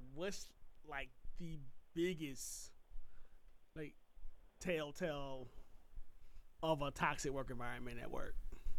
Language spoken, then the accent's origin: English; Puerto Rico; dude, I'm from Puerto Rico, not right, Mexico. Hey, right. Like, damn it, I'm a citizen.